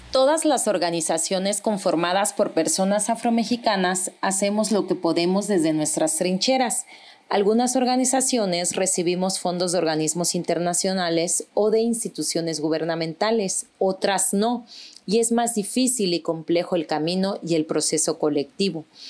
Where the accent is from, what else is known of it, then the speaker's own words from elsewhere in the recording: Guerrero, Mexico; en Guerrero, de donde soy oriunda